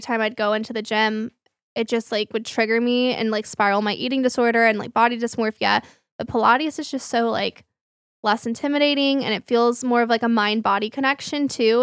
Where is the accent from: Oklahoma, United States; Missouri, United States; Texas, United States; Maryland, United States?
Texas, United States; Flower Mound; the gym that I grew up with in Flower Mound